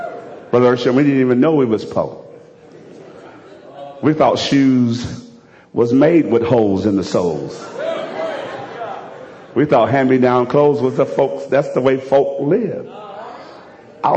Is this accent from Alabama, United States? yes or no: yes; Alabama, United States; Only thing I can equate this to is, fortunately, I'm from Alabama.